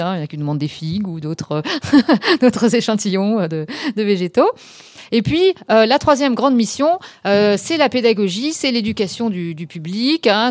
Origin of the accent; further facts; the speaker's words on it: Lorraine, Grand Est, France; moved away as an adult; also born or lived in Strasbourg / Switzerland / Canada; je suis revenue en Lorraine plutôt, que je suis Lorraine de départ